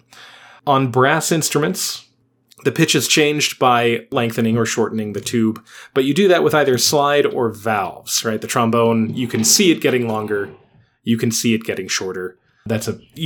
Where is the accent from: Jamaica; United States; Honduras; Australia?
United States; We are American.